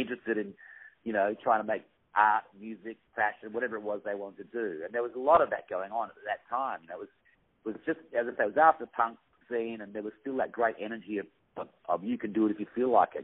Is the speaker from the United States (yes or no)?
no; Perth, Western Australia, Australia; I come from Perth, which is a very remote city, and I'm sitting there right now actually